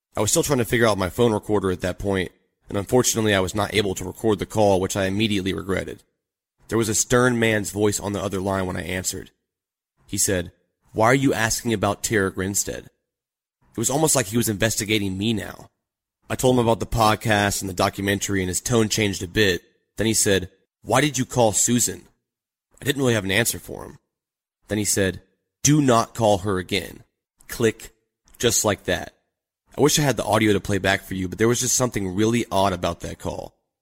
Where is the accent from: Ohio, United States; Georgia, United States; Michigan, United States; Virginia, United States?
Georgia, United States; Atlanta; I'm from Atlanta